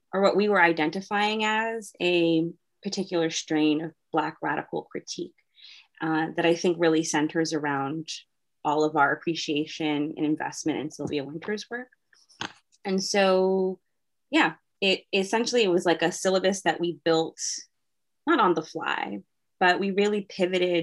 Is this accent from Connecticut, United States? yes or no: no; Arlington, Massachusetts, United States; I'm from Arlington, Massachusetts